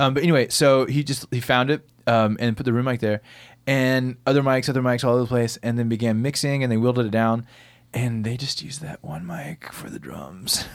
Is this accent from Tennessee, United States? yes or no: yes; Bell Buckle, Tennessee, United States; I grew up in Bellbuckle, Tennessee, f, this really country town. middle of Tennessee